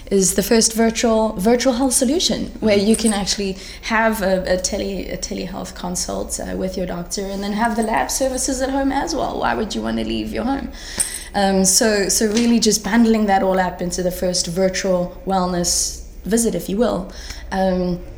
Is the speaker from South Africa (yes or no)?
yes; South Africa; from South Africa.